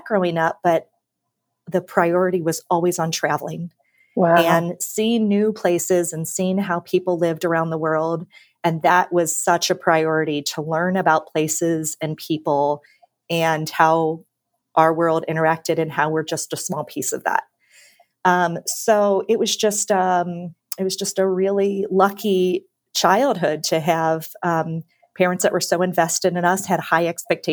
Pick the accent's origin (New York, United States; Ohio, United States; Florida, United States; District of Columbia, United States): Ohio, United States; Cincinnati; I grew up in Cincinnati